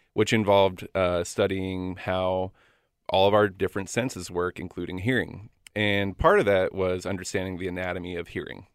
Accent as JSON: {"language": "English", "region": "Florida", "country": "United States", "also_born_or_lived": "Tennessee / Athens, Georgia", "moved": "as an adult", "lives_now": "Washington, United States", "said": "I'm originally from Florida"}